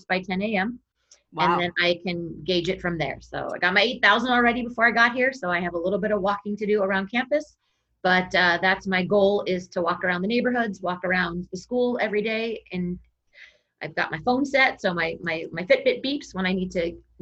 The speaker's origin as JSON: {"language": "English", "town": "Moraga", "region": "California", "country": "United States", "tie": "born or raised there", "also_born_or_lived": "Fremont, California", "moved": "as an adult", "lives_now": "Arizona, United States", "said": "I grew up in Moraga, California, which is where St. Mary's College is. It's about 30 minutes east"}